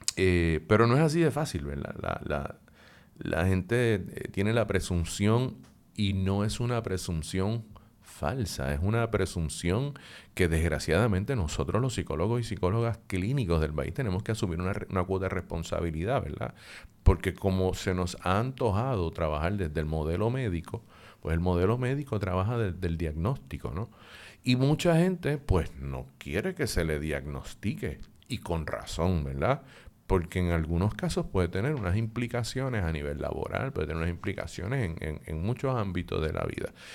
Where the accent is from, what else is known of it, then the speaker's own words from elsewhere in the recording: Puerto Rico; lo que somos los puertorriqueños y las puertorriqueñas